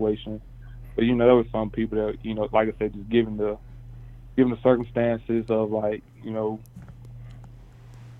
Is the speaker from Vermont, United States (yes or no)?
no; South Carolina, United States; I'm from South Carolina